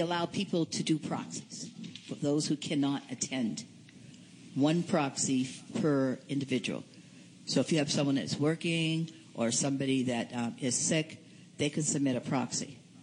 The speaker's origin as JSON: {"language": "English", "town": "Boston", "region": "Massachusetts", "country": "United States", "said": "I'm from Boston, Massachusetts, and I'm from St. Joseph's Community Incorporated"}